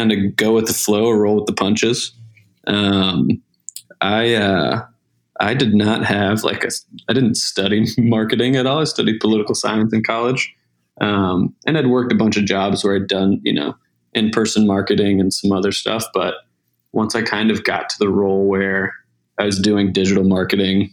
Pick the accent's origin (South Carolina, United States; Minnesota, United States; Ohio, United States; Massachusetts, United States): South Carolina, United States; moved away as an adult; also born or lived in Montana / Portland, Oregon / Atlanta, Georgia; I'm originally from South Carolina.